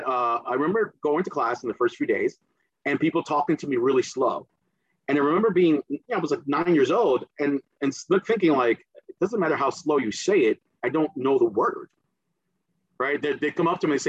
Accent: New Jersey, United States; accent: Jersey; first language Spanish; English is a second language; also born or lived in Caribbean; I got here when I was eight going on nine

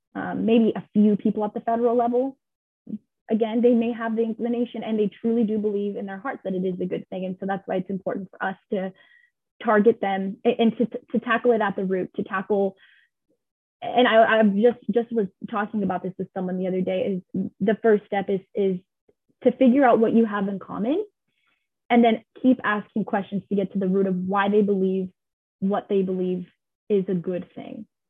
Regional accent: California, United States; I was born in California.

